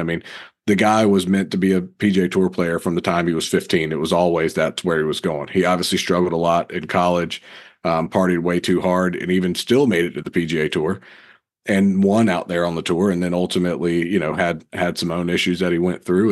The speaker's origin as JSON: {"language": "English", "town": "Raleigh", "region": "North Carolina", "country": "United States", "tie": "born or raised there", "said": "growing up in Raleigh"}